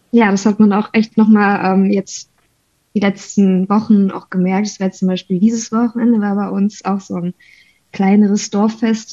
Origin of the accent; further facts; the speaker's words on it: North Rhine-Westphalia, Germany; Bei uns in NRW